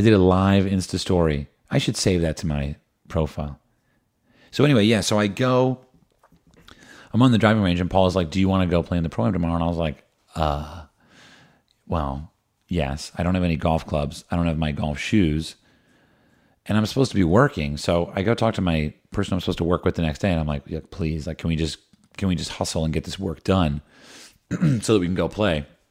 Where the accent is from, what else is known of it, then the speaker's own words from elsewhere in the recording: New Jersey, United States; I grew up in New Jersey